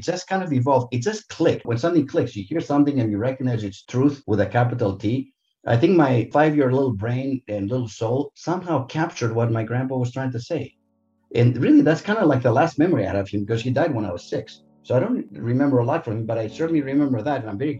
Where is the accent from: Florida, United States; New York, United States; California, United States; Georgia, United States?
California, United States; Santa Monica; growing up in Santa Monica in Southern California